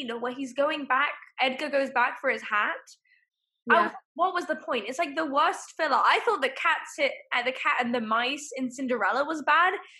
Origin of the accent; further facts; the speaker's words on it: United Kingdom; We're British.